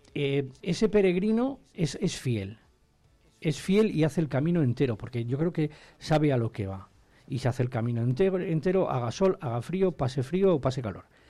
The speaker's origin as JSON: {"language": "Spanish", "town": "Ampudia", "region": "Castile and León", "country": "Spain", "said": "aunque seamos de, de Ampudia, sentimos la montaña palentina como algo nuestro"}